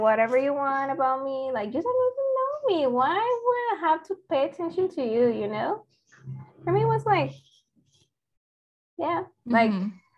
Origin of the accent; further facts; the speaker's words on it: Mexico; English is a second language; they assumed I was Mexican. They were right